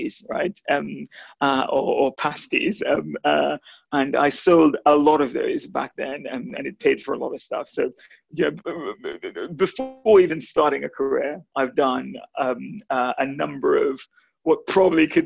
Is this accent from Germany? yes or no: no; Guyana; moved away; I was born, interestingly enough, I was born in South America. I was born in the only English-speaking country in South America, which is British Guyana.